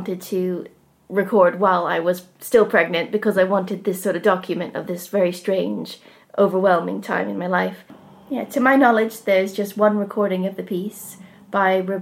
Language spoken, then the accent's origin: English; United States; also born or lived in Appleton, Wisconsin, United States / southern Ohio, United States / Manchester, United Kingdom; now in Rossendale Valley, United Kingdom; I grew up partly in Appleton, Wisconsin, and then in southern Ohio